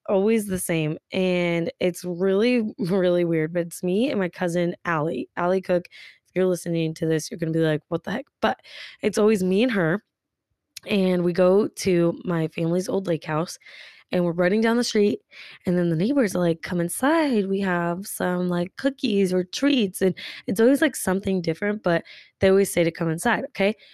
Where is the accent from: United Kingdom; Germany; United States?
United States; Tulsa, Oklahoma; I'm from Tulsa, Oklahoma